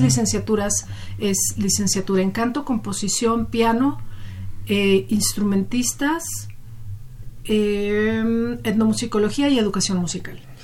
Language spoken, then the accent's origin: Spanish; Sonora, Mexico; moved away as an adult; also born or lived in Mexico City; yo soy de Sonora, yo estudié la preparatoria allá